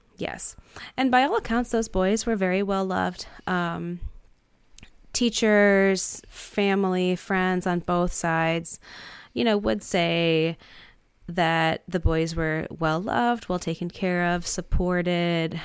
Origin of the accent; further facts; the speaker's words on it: Detroit, Michigan, United States; growing up in Detroit